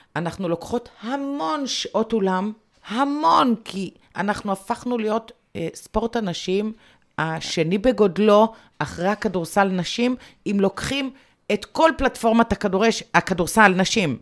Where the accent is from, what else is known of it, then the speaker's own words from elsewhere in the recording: Bat Yam, Tel Aviv District, Israel; אני מגיעה מבת ים